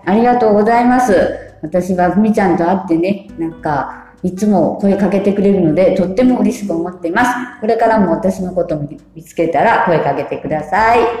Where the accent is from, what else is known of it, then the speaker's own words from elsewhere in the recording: Kotake, Fukuoka, Japan; 生まれも育ちも小竹松。結婚しても小竹松。